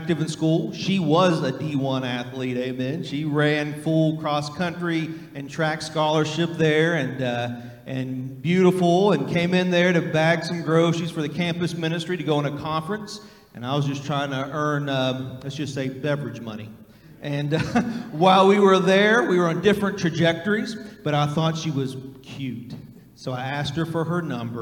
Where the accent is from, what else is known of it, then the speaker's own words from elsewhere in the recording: West Virginia, United States; now in Kentucky, United States; I grew up in West Virginia. I grew up on the Ohio River as a river rat